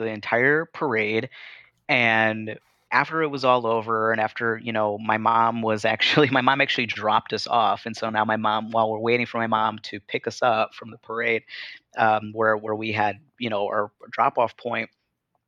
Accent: Chicago, Illinois, United States; growing up in Chicago

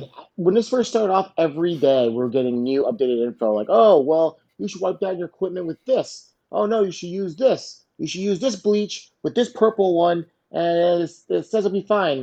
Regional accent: South Florida, United States; I grew up here in South Florida

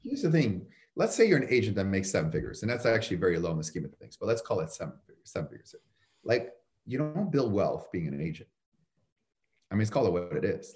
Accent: Canada; moved away as an adult; also born or lived in Chicago; now in United States; I'm from Canada originally

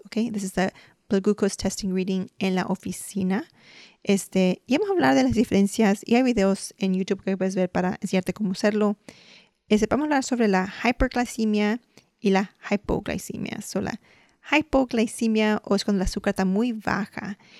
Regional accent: Mexico; Puede decir como los mexicanos, nosotros comemos huevos este, rancheros

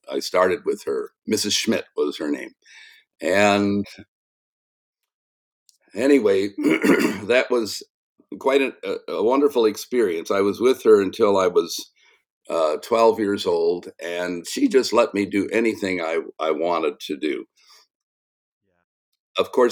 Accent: South Bend, Indiana, United States; I grew up in South Bend, Indiana

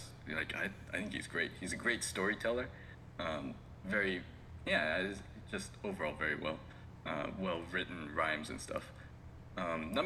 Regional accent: West Coast, United States; moved away as an adult; now in Japan; I'm from the West Coast

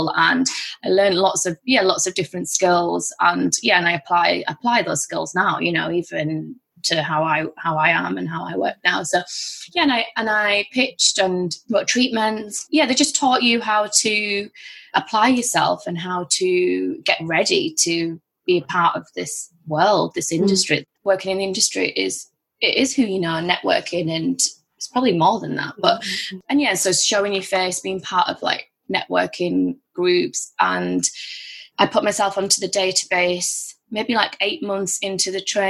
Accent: Bradford, Yorkshire and the Humber, United Kingdom; also born or lived in Liverpool; I'm from Bradford in Yorkshire, and came back home

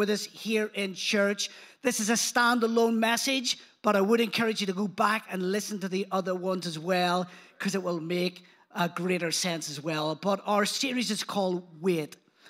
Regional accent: Belfast, Northern Ireland, United Kingdom; accent: Belfast; not originally from around these parts. Although my accent, some people say, it's fading, but I don't know. I think I've still got quite a strong Belfast accent. That's until I go back home and then people change their mind.

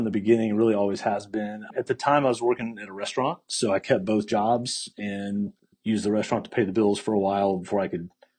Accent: Fort Worth, Texas, United States; now in Austin, United States; Yes, so I grew up in Fort Worth, Texas, and live in Austin now, so just up the road, and moved.

